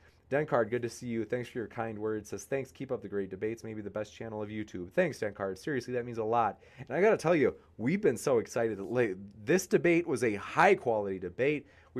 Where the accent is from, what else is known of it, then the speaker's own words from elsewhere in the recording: Wisconsin, United States; accent: Wisconsin; I do love my Wisconsin accent.